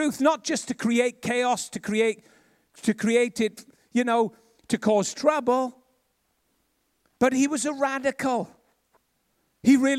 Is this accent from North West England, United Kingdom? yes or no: no; Ebbw Vale, Wales, United Kingdom; I was from Ebervale